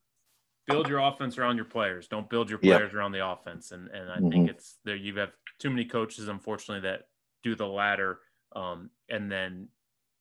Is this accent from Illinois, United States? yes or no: yes; Springfield, Illinois, United States; I'm from Springfield, Illinois